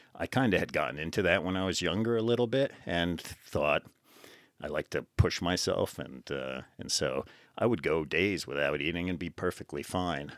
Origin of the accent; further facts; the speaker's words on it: New Jersey, United States; moved away as an adult; I grew up in New Jersey, just outside of New York City